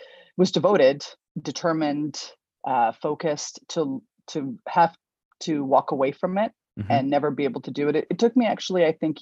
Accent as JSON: {"language": "English", "town": "Victoria", "region": "British Columbia", "country": "Canada", "tie": "born or raised there", "said": "I grew up in Victoria, BC"}